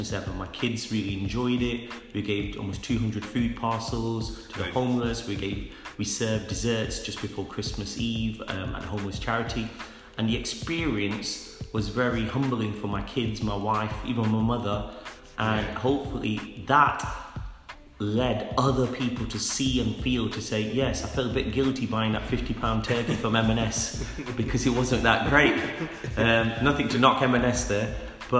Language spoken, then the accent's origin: English; England, United Kingdom; I'm 40 years old, born in England.